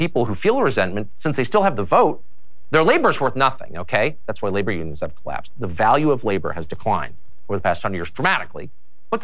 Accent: Southern California, United States; I'm from Southern California.

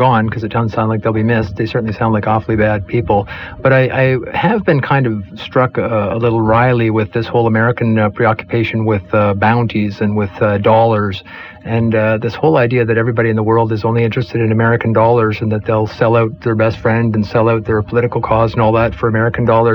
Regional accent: Canada; as a Canadian

